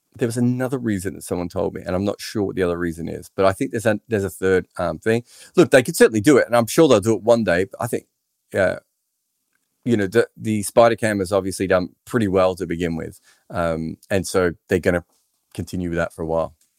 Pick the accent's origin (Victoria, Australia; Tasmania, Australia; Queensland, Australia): Victoria, Australia; Melbourne; first language English; I'm from Melbourne.